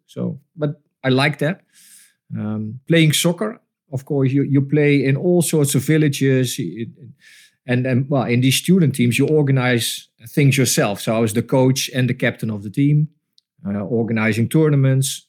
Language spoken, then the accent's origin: English; Breda, North Brabant, Netherlands; moved away as an adult; also born or lived in Tilburg / Rotterdam; I come from Breda, so that was around the corner